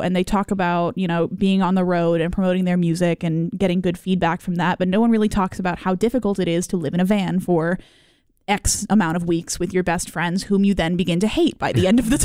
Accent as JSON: {"language": "English", "country": "Canada", "moved": "yes", "said": "I'm Canadian, so I'm very proud of our waterfalls"}